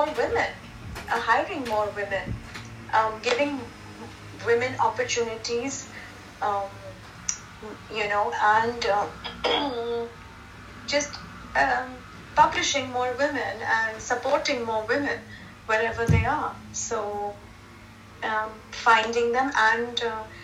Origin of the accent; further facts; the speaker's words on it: India; me as an Indian in India